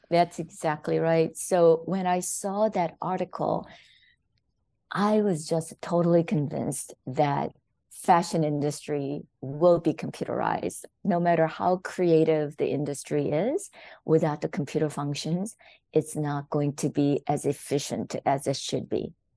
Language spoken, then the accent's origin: English; South Korea; born or raised there; English is a second language; moved away as an adult; now in United States